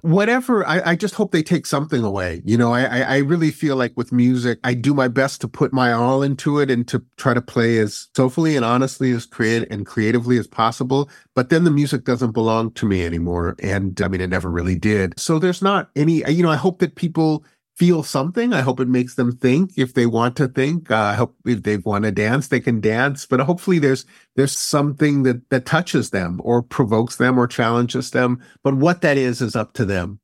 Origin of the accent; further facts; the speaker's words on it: Berkeley, California, United States; I grew up here.